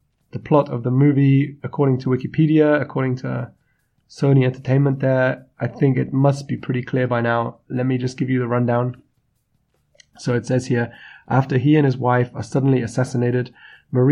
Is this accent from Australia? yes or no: no; United Kingdom; I'm the British …